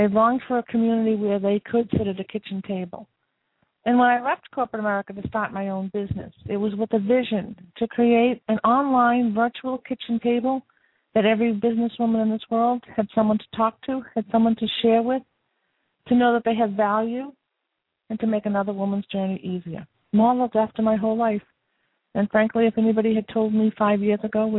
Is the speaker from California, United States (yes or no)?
no; Boston, Massachusetts, United States; I was brought up in Boston, surrounded by family and friends